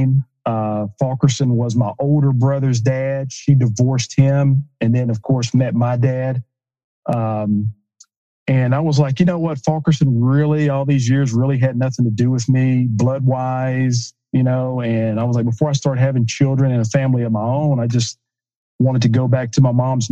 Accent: Tennessee, United States; I grew up in Tennessee, big orange country

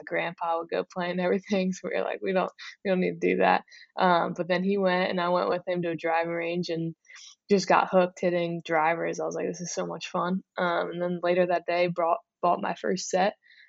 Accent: Pennsylvania, United States; Yeah, I grew up just outside Philadelphia, mm-hmm.

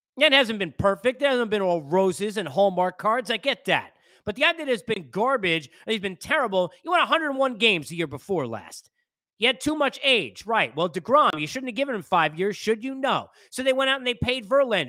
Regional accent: Massapequa, New York, United States; moved away; from living there and growing up in New York

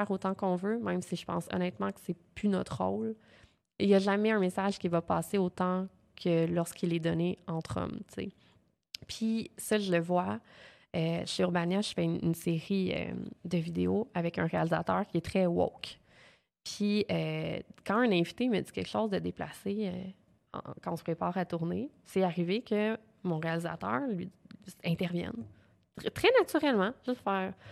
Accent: Quebec, Canada; accent: Quebec French; Avec mon gros accent québécois.

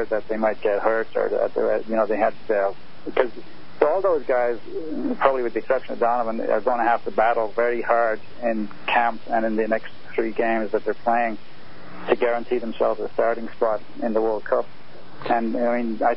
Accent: Ireland; I'm Irish

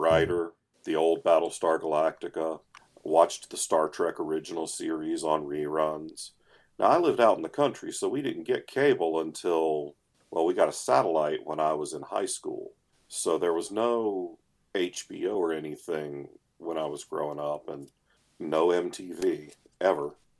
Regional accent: United States; I am an American

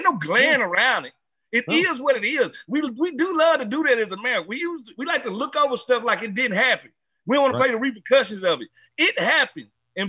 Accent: Mississippi, United States; I'm from Mississippi.

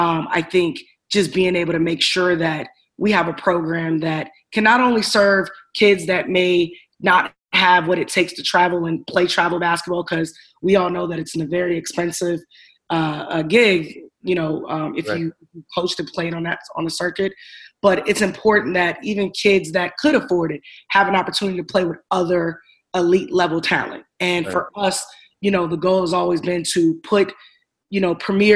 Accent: Chicago, Illinois, United States; Well, I'm originally from Chicago. Grew up playing basketball in Chicago.

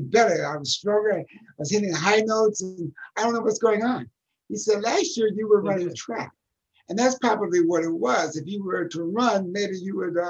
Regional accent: Pasadena, California, United States; I was born in Pasadena, California in 1949, which makes me almost 72 years old

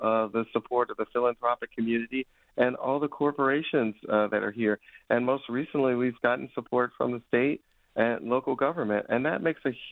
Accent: Chicago, Illinois, United States; now in Detroit, United States; as a kid growing up in Chicago, on Chicago's South Side

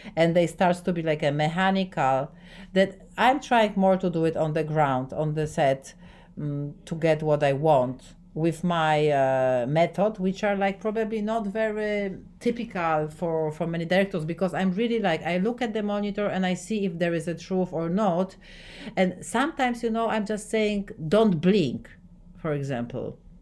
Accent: Poland; English is a second language; I'm from Poland

